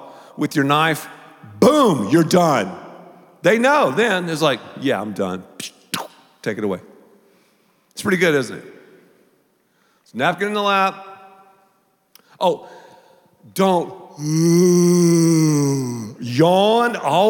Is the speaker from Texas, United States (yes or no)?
yes; Texas, United States; I'm from Texas, man. We have toothpicks all the time.